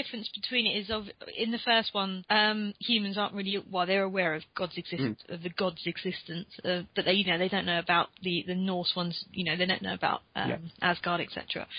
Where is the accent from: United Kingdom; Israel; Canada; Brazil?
United Kingdom; Croydon, London; I saw my hometown in the map at the end. that was a moment of fame. Yeah. Also, I think Croydon must be loving, like, Phase 2